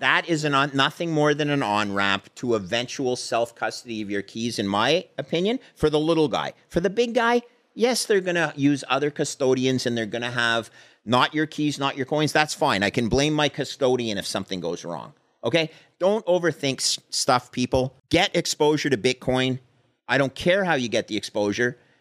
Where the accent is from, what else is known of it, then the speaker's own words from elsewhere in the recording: Canada; I came, I come from Canada.